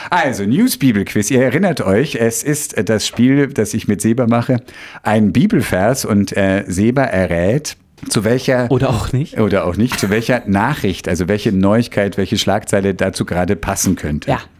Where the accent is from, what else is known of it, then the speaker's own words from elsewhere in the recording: Bavaria, Germany; ich dachte mir, nun bin ich schon in Bayern aufgewachsen, habe aber leider kein Wort verstanden.